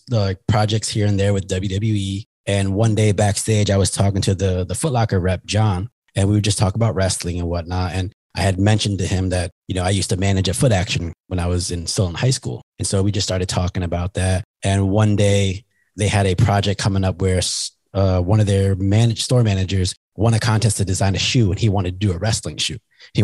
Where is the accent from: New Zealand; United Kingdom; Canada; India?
Canada; As a Canadian, Doug Flutie.